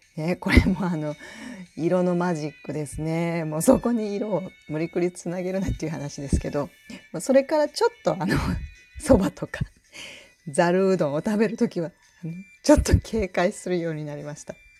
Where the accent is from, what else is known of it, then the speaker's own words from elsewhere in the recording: Tokushima, Japan; moved away as an adult; also born or lived in Tokyo; now in Osaka, Japan; 実家があの徳島で育ったんですね